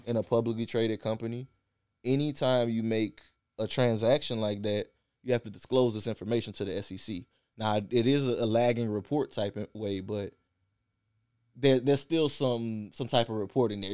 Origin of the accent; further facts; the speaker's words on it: South Louisiana, United States; we grew up in South Louisiana